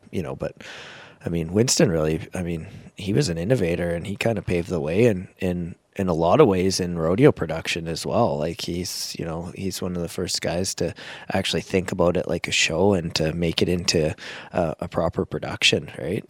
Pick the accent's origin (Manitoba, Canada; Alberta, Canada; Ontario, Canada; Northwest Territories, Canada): Alberta, Canada; Medicine Hat; moved away as an adult; was on that committee down there until I moved away from Medicine Hat